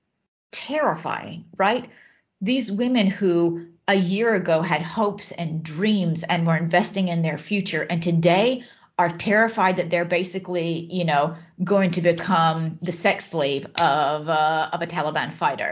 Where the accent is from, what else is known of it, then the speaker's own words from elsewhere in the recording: United States; now in Netherlands; I am American